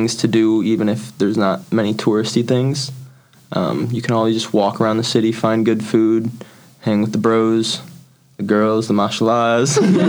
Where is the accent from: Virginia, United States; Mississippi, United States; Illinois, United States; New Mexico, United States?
Illinois, United States; St. Charles; moved away as an adult; also born or lived in Indiana; From near Chicago. It's a little town called St. Charles, Illinois, about 45 minutes from Chicago.